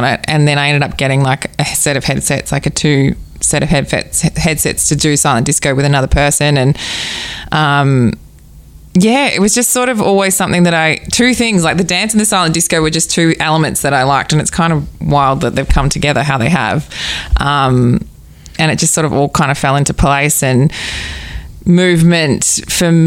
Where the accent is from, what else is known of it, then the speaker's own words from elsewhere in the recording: Mornington Peninsula, Victoria, Australia; I'm from the Mornington Peninsula. I grew up down here and sort of I've always gravitated back here.